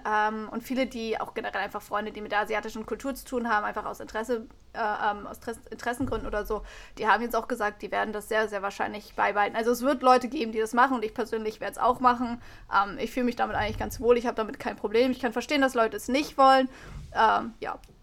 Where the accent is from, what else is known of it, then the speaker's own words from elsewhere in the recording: Germany; bei uns in Deutschland